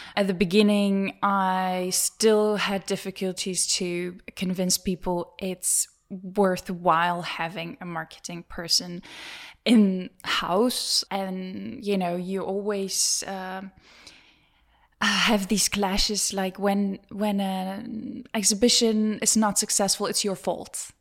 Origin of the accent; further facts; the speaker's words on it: Czechia; moved away as an adult; also born or lived in London / Germany; I'm from the Czech Republic